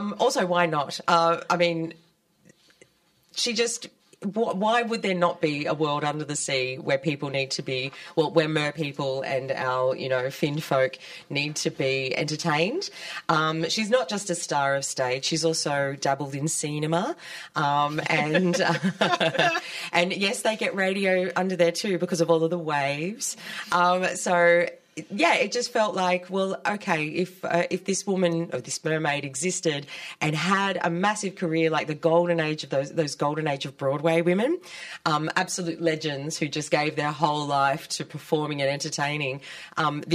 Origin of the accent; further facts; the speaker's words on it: Sydney, New South Wales, Australia; moved away as an adult; now in Melbourne, Australia; I'm originally from Sydney and I've been in Melbourne now for 12 years.